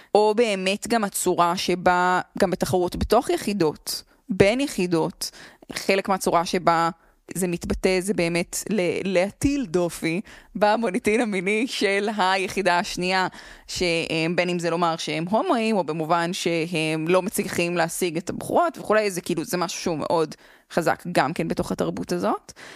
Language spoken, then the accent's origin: Hebrew; Jerusalem, Jerusalem District, Israel; אני, אה, במקור מירושלים